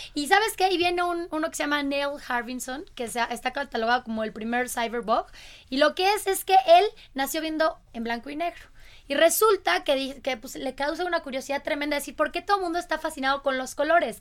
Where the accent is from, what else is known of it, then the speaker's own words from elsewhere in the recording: Querétaro, Mexico; yo soy queretana